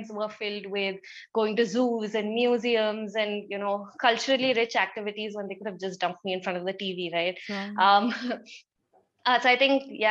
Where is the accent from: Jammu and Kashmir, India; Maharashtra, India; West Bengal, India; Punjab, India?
West Bengal, India; Kolkata; I grew up in Calcutta, which is so culturally rich